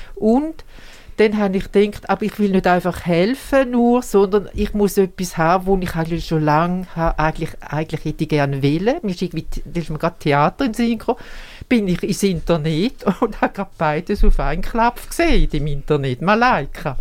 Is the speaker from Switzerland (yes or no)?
yes; Switzerland; als Schweizerin und mindestens halbe Schweizer